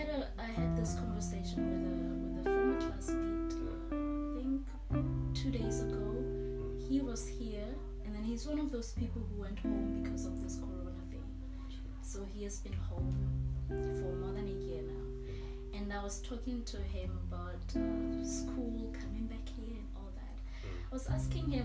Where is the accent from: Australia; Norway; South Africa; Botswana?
Botswana; moved away as an adult; now in China; I'm from Botswana